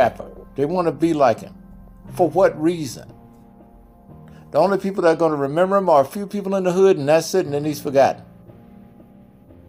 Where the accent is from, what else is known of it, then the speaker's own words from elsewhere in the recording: Jackson, Mississippi, United States; moved away as an adult; also born or lived in Los Angeles, California; I grew up in Mississippi, Jackson, Mississippi